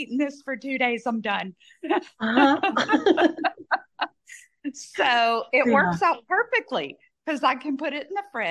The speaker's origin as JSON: {"language": "English", "region": "Southern Louisiana", "country": "United States", "tie": "born or raised there", "said": "growing up in Southern Louisiana"}